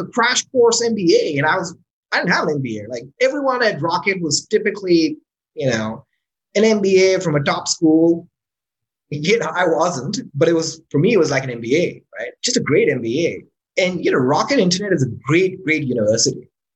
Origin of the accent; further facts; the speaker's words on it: Islamabad, Islamabad Capital Territory, Pakistan; moved away as an adult; also born or lived in California, United States / Florida, United States; So I moved back. To Islamabad, which is my hometown